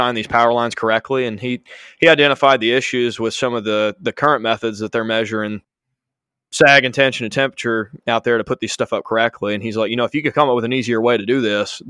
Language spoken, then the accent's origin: English; Chelsea, Alabama, United States; I'm originally from Birmingham, just out of Birmingham called Chelsea, and grew up